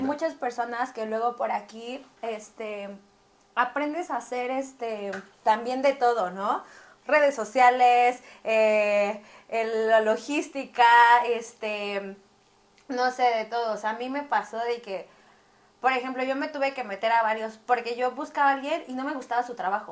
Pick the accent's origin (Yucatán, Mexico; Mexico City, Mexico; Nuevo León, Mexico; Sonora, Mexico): Mexico City, Mexico; Y yo soy de aquí de Ciudad de México